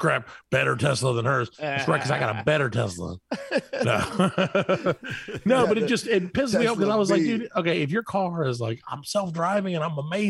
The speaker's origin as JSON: {"language": "English", "country": "United States", "said": "I'm an American"}